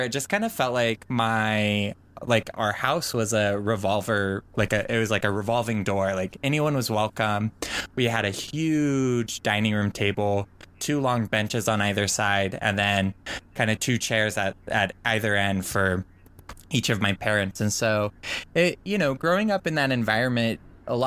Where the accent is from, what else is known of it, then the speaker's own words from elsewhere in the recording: Oregon, United States; born and raised in Oregon to a pretty big Mormon family